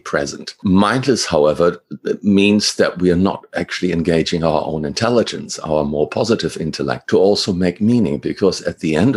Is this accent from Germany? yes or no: yes; Germany; moved away as an adult; now in Australia; originally I'm from Germany. I came to Australia at 26 after I finished my studies